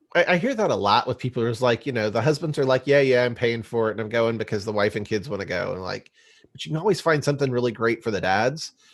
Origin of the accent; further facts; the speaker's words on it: O'Fallon, Missouri, United States; moved away; I actually graduated high school over there in O'Fallon, Missouri